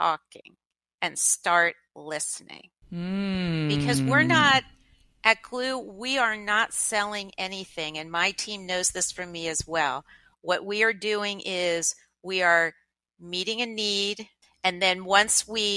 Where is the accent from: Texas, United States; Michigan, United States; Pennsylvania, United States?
Pennsylvania, United States; Lancaster; moved away; I grew up in Lancaster, Pennsylvania